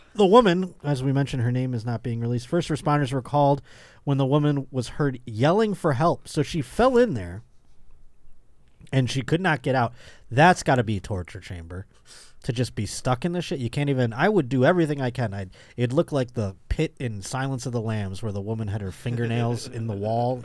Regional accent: Buffalo, New York, United States; moved away; I'll be in my hometown of Buffalo, New York

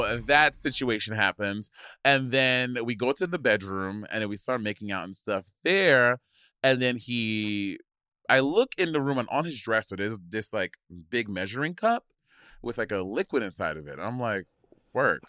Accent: St. Lucia; I grew up in Saint Lucia

